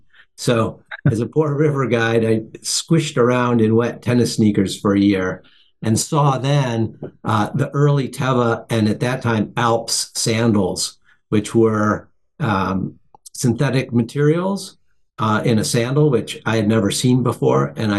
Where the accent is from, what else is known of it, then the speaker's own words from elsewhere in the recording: Buffalo, New York, United States; I grew up in Buffalo, New York